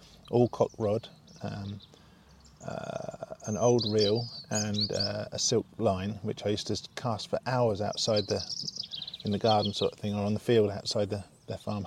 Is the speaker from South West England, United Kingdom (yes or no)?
yes; Taunton, South West England, United Kingdom; also born or lived in Lymington, Hampshire / Devon; my parents moved down to Taunton